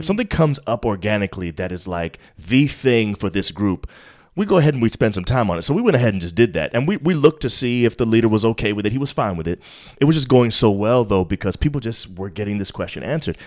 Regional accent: New York, United States; I'm from New York

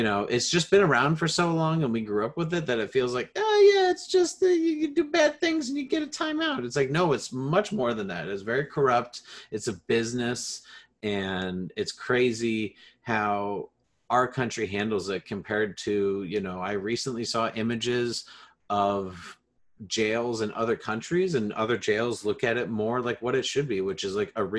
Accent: Illinois, United States; I'm from Illinois

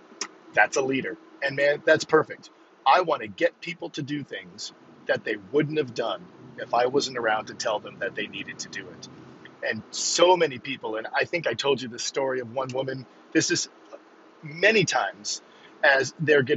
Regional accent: Northern New England, United States; I'm from Northern New England

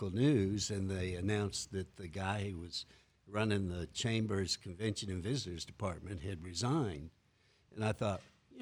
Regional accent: Kermit, Texas, United States; accent: Texas; moved away as an adult; also born or lived in Tyler, Texas / Odessa, Texas / Solvang, California; I grew up in West Texas, a little town called Kermit

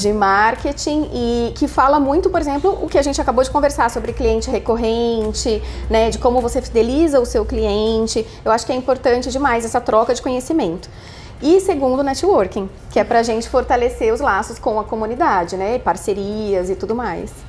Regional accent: São Paulo, Brazil; moved away as an adult; now in Londrina, Brazil; eu sou de São Paulo, capital.

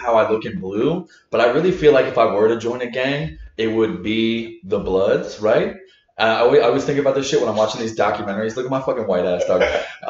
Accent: Ocean Grove, New Jersey, United States; also born or lived in Asbury Park / Neptune; I grew up in Jersey

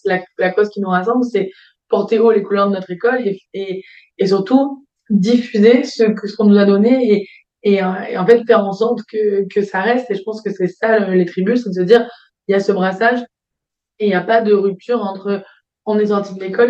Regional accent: Provence-Alpes-Côte d'Azur, France; moved away; also born or lived in Paris / Brussels; je suis originaire du sud de la France, en PACA

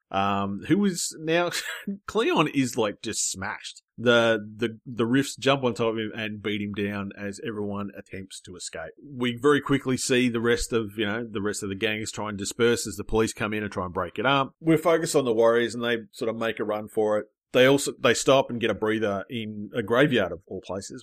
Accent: Australia; I'm from Australia

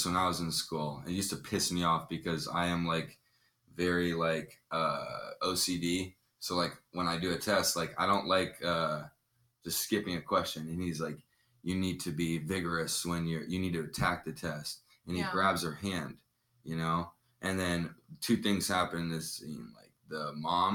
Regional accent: Houston, Texas, United States; I am from Houston, Texas

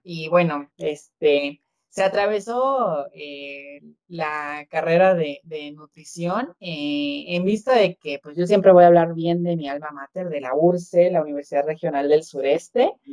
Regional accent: Oaxaca, Mexico; como oaxaqueño

